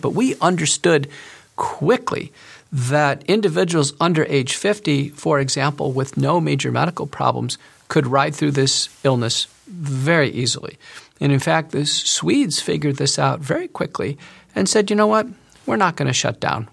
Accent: United States; as an American doctor

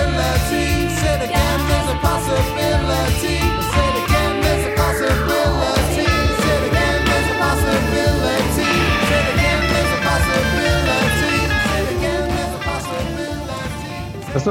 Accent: Egham, South East England, United Kingdom; moved away; I'm from Egham in Surrey.

